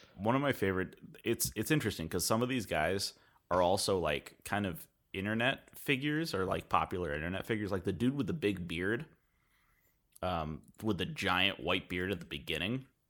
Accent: United States; us being American

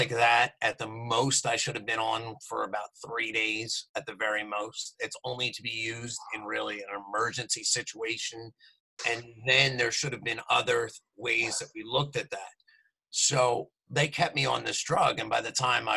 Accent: Morristown, New Jersey, United States; I'm from New Jersey. I grew up in southern New Jersey, right outside of Philadelphia, in a town called Morristown, New Jersey

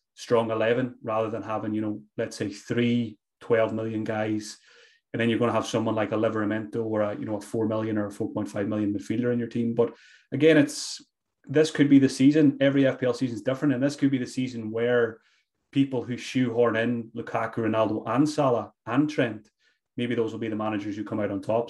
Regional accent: Glenties, Ulster, Ireland; I grew up in Donegal, uh, small small village called Glenties

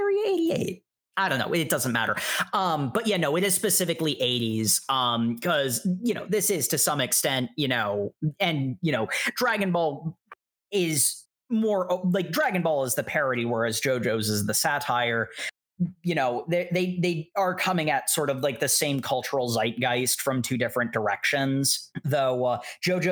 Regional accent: United States; I'm an American

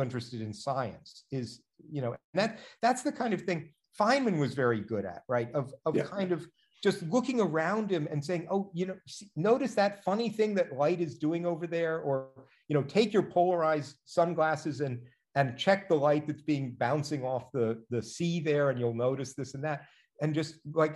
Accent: Washington, District of Columbia, United States; I grew up in Washington, DC

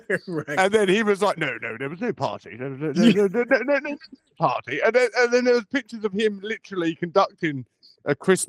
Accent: United Kingdom; we're British and we're talking to an American audience

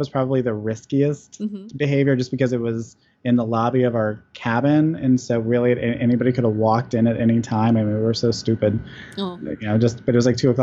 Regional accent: Georgia, United States; also born or lived in Texas; my family's from Texas, I'm from Georgia

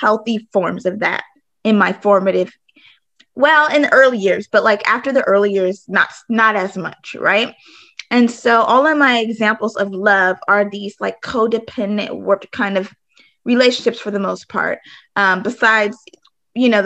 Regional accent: California, United States; moved away; also born or lived in Arizona; I grew up in California, but then I also for some time lived in Arizona.

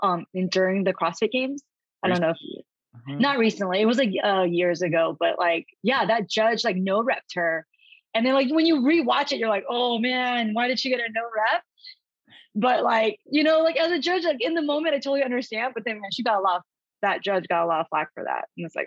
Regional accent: California, United States; from California, born and raised.

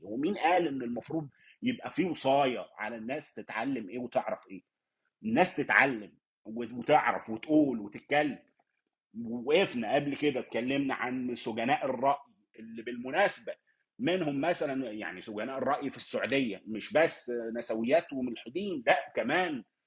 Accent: Egypt; أنا مثلاً كراجل مصري، اتولدت لقيت نفسي مصري من أب وأم مصرية

